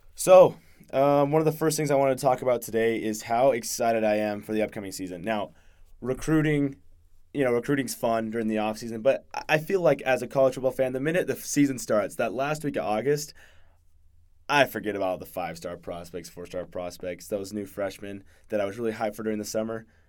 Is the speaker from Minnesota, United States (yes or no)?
no; Utah, United States; I grew up here in Utah